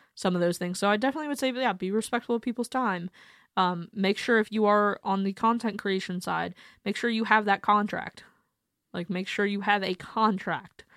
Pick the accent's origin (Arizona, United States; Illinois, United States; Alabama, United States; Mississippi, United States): Arizona, United States; Mesa; moved away; also born or lived in Akron, Ohio; I'm from Akron, um, but I grew up in Mesa, Arizona